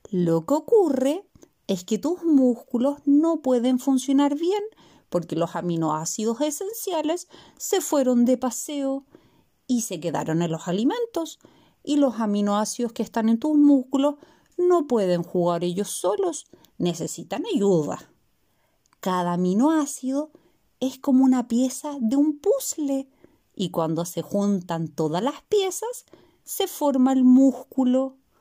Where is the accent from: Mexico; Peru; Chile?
Chile; de Chile